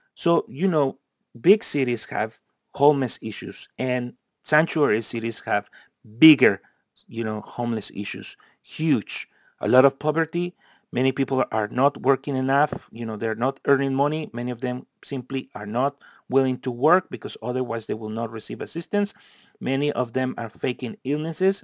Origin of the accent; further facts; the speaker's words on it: United States; also born or lived in California; us Americans